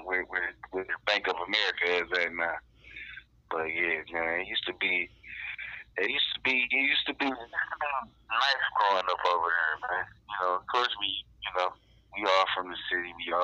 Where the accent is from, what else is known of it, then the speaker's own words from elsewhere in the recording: Detroit, Michigan, United States; I'm from Detroit, Michigan, Finkel Avenue, West Side.